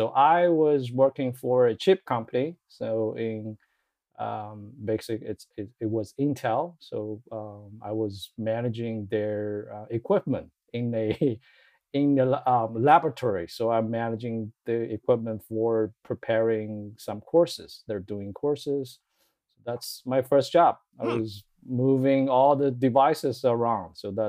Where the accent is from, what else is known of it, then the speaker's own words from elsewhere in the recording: China; moved away as an adult; now in United States; So my background is, I came from China. I moved to the US about 9 years ago.